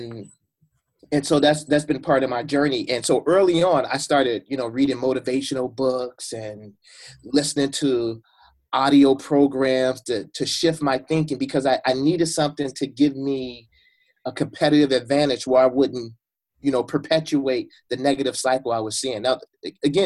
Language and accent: English; Chicago, Illinois, United States; I grew up in Chicago. I grew up on the west side of Chicago.